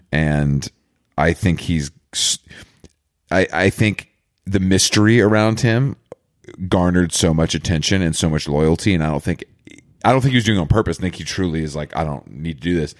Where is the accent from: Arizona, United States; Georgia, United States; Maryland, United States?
Georgia, United States; moved away; I'm from Georgia